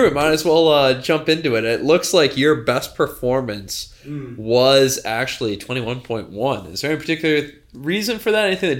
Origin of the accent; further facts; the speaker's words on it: upstate New York, United States; now in Rhode Island, United States; I'm actually from upstate New York, and I joke with her because I'm from further north than she actually is.